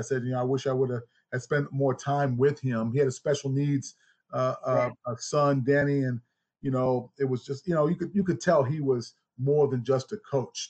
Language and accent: English; Gadsden, Alabama, United States; also born or lived in Birmingham, Alabama; Well, my people are from the great state of Alabama. You know, I'm from Gadsden and Birmingham, Alabama, where it all started.